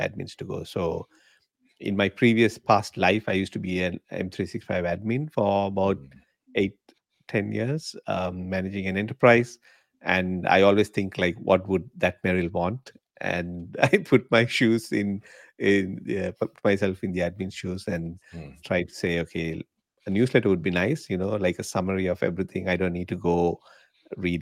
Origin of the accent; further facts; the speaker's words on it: Sri Lanka; moved away as an adult; now in Australia; So I'm from Sri Lanka originally. I was born there